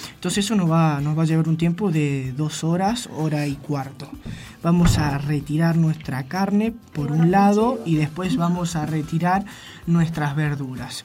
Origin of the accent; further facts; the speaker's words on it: San Luis, Argentina; yo soy totalmente de acá. Con alma merlina.